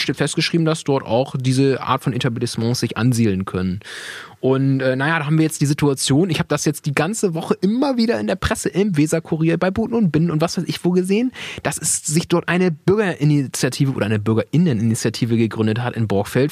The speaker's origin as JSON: {"language": "German", "town": "Weyhe", "region": "Lower Saxony", "country": "Germany", "said": "wir kommen ja aus Weil, wo Weil denn ist, dann sage ich, naja, ich bin eher gefühlter Bremer"}